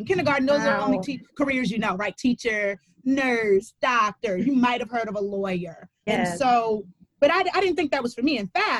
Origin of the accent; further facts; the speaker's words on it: Baltimore, Maryland, United States; I was born and raised in Baltimore City. You got to put the city in, not the county. It's very, very part of my geographic identity.